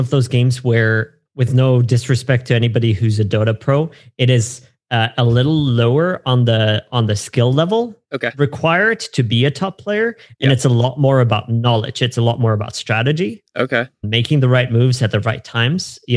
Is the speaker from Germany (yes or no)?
yes; Germany; So I grew up in Germany. I'm okay. I'm German.